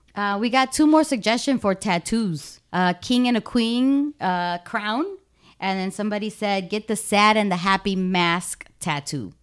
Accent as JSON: {"language": "English", "town": "Chicago", "region": "Illinois", "country": "United States", "tie": "born or raised there", "moved": "as an adult", "lives_now": "Florida, United States", "said": "I was born and raised in Humboldt Park in Chicago, and that I left, um, everything I had and I moved to Florida to be with you."}